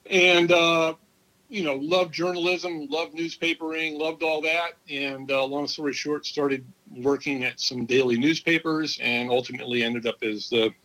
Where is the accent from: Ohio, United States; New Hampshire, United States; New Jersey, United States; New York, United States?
New Jersey, United States; also born or lived in Asmara, Eritrea; I grew up mostly in New Jersey